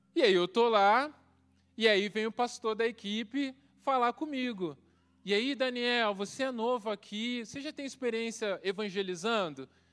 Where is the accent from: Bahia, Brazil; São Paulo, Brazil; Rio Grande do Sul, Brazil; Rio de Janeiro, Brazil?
Rio de Janeiro, Brazil; Baixada Fluminense; moved away as an adult; also born or lived in Mamborê, Paraná; now in Paraná, Brazil; Eu cresci na, na Baixada Fluminense